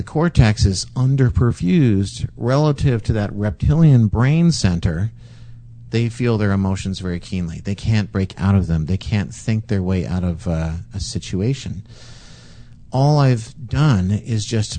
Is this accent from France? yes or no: no; Canada; we're Canadian